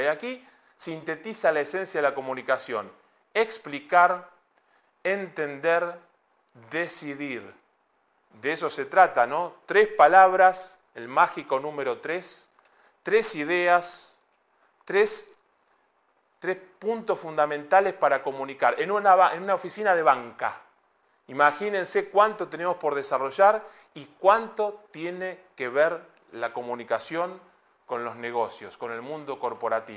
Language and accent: Spanish; Buenos Aires, Argentina; moved away as an adult; now in Madrid, Spain; Yo me identifico como porteño de Buenos Aires y madrileño de ley.